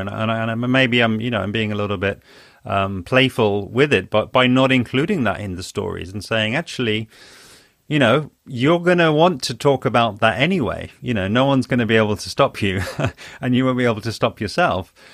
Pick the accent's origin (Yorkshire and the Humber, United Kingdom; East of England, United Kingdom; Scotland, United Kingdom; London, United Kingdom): London, United Kingdom; also born or lived in Spain; I'm from London, and I, I'm based in London.